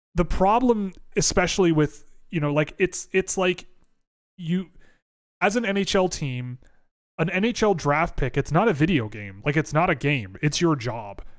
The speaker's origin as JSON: {"language": "English", "town": "Toronto", "region": "Ontario", "country": "Canada", "tie": "born or raised there", "said": "I gr, I grew up in Toronto"}